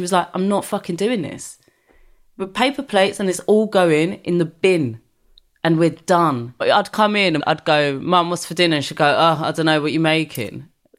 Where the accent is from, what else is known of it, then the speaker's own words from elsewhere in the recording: Brixton, London, United Kingdom; But I think I was lucky that I grew up in Brixton, where at the time predominantly black area.